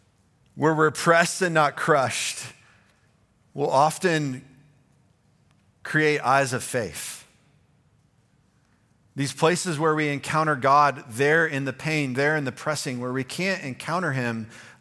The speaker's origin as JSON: {"language": "English", "region": "the South", "country": "United States", "said": "I'm a Southerner."}